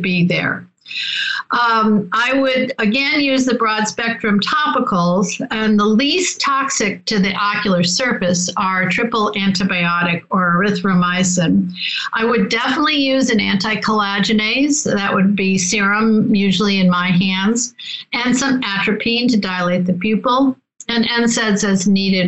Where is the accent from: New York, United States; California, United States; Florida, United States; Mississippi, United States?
New York, United States; Rochester; I'm from Rochester, New York